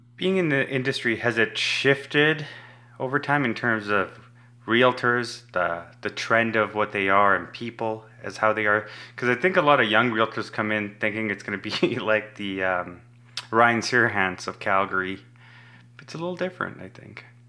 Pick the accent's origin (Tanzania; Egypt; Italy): Tanzania; moved away; I was born in East Africa in Tanzania